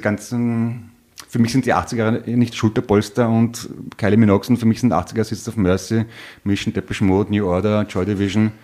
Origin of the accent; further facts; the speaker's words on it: Vienna, Austria; bin aus Wien